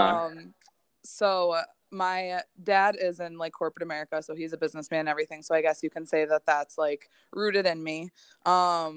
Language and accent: English; Hamburg, New York, United States; also born or lived in Slippery Rock, Pennsylvania; I am born and raised in Buffalo, in Hamburg specifically, which is right outside of Buffalo